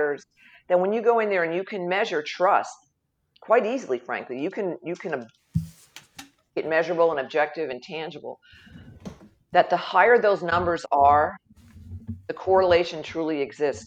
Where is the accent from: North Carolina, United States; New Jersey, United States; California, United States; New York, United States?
New Jersey, United States; Jersey Shore, Southern; moved away as an adult; now in Oklahoma, United States; I'm originally from Southern New Jersey, along the beautiful Jersey Shore. Born and raised and went to college there